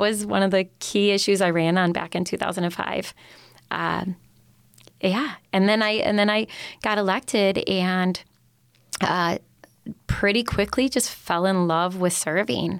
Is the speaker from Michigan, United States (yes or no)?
yes; Upper Peninsula, Michigan, United States; I grew up in the Upper Peninsula